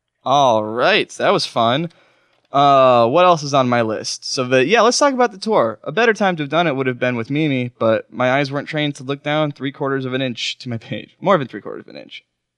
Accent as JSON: {"language": "English", "town": "Oklahoma City", "region": "Oklahoma", "country": "United States", "tie": "born or raised there", "moved": "yes", "said": "downtown Oklahoma City. My hometown"}